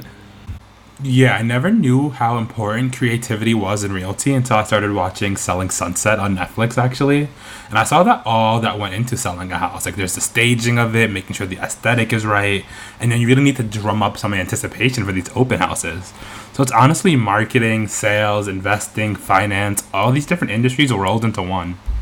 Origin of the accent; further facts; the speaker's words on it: New York, United States; now in Boston, United States; although I live in Boston now, I'm originally from New York